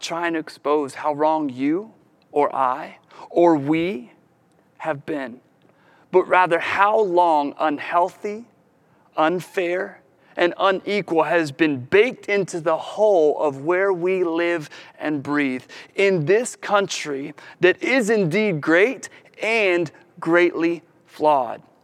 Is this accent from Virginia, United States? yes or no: yes; Williamsburg, Virginia, United States; I grew up here. I grew up in Williamsburg.